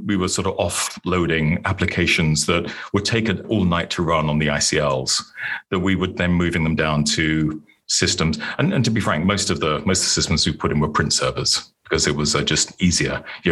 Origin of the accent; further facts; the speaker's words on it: United Kingdom; moved away as an adult; now in Plano, United States; I was born and grew up in the UK